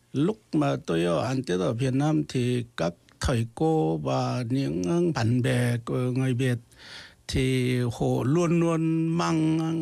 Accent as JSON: {"language": "Vietnamese", "region": "North Jeolla", "country": "South Korea", "tie": "born or raised there", "second_language": "Vietnamese", "moved": "yes", "lives_now": "Busan, South Korea", "said": "tôi quê tôi là ở xa"}